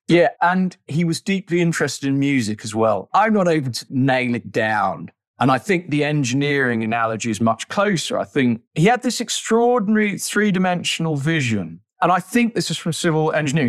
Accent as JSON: {"language": "English", "country": "United Kingdom", "said": "as British people"}